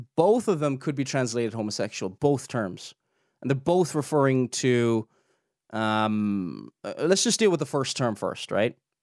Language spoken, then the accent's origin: English; Ireland; we're like in, you know, in the British Isles, it's, you know, we're from the Republic of Ireland